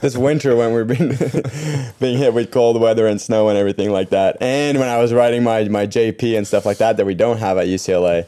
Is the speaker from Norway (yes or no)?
yes; Norway; moved away; I grew up in Norway